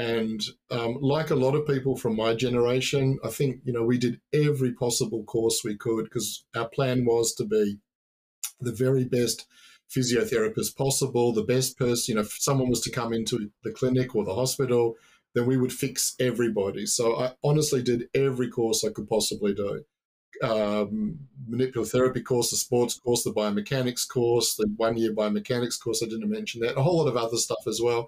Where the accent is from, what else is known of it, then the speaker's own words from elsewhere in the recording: New Zealand; moved away; also born or lived in Australia; I was born in New Zealand. I grew up by the sea. My parents moved to Australia. That's where I finished high school